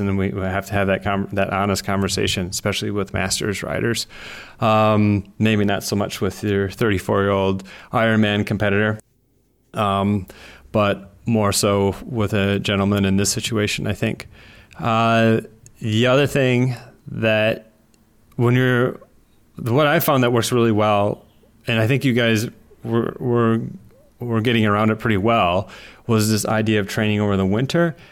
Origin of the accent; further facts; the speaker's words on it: Wisconsin, United States; I grew up in Wisconsin